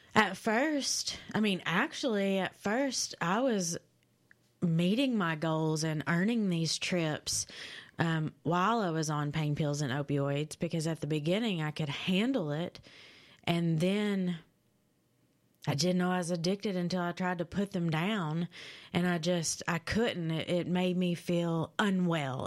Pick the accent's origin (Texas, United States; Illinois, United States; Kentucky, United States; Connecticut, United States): Kentucky, United States; London; London, Kentucky. Yep, uh, I was born and raised there